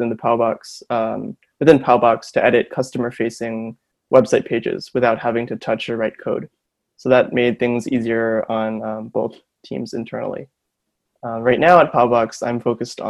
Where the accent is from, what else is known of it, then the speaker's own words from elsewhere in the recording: Honolulu, Hawaii, United States; moved away as an adult; now in Berkeley, United States; I'm from Honolulu, Hawaii. I was born and raised there, went to school there, did high school there, and I'm now out here in Berkeley